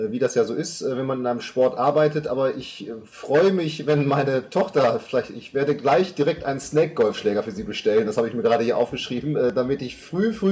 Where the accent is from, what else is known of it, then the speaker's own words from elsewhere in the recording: Münster, North Rhine-Westphalia, Germany; also ich komme ursprünglich aus Münster